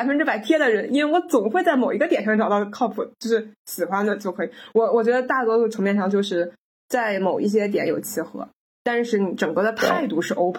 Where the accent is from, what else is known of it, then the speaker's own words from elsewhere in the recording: China; 我们都是中国人，都接受了相似的九年义务教育